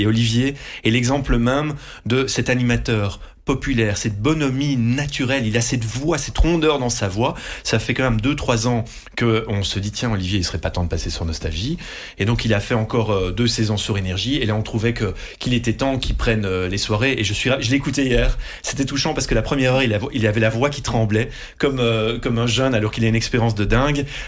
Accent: Dutch-speaking, Flanders, Belgium; first language Dutch; French is a second language; je suis néerlandophone euh, d'origine, mmh. euh, c'est ma langue maternelle, j'ai fait mes études en néerlandais à la base

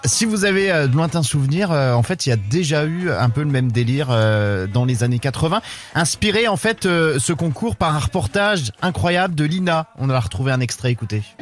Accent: Brittany, France; chez nous en Bretagne

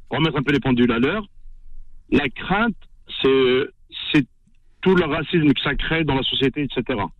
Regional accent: Algeria; on est des Algériens. Vous voyez, je suis Algérien. J'adore l'Algérie

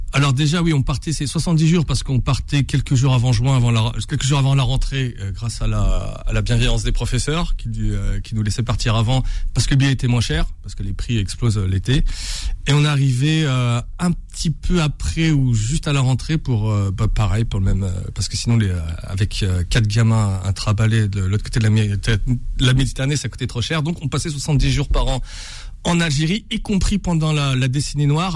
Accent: Bondy, Île-de-France, France; c'est là où je suis né, c'est là où j'ai grandi

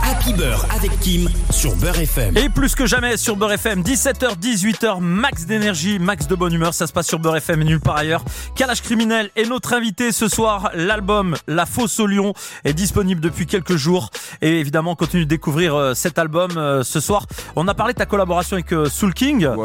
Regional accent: Nantes, Pays de la Loire, France; moved away as an adult; now in Paris, France; Moi, j'habitais à Nantes, je suis originaire de Nantes. J'avais 17 ans

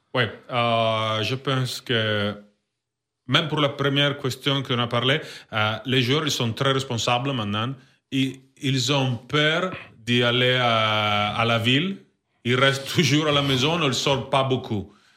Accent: Italy; French is a second language; moved away; ma ville c'est 3 heures de Milan

